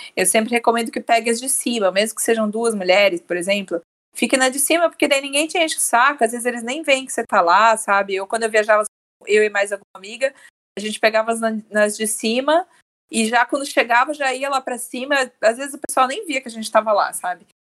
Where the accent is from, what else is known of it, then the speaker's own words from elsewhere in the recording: Brazil; nós como brasileiros